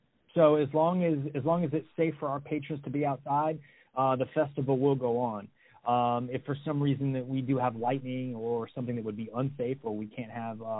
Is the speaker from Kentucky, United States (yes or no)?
yes; Louisville, Kentucky, United States; even though we're from Louisville, let's go see some things that perhaps, you know, living there 20 plus years, you've never taken the opportunity to go check out.